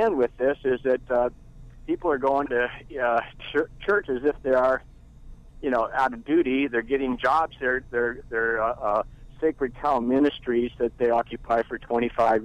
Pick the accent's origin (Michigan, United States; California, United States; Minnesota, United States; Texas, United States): California, United States; Bay Area; I grew up in the Bay Area, grew up in a real large church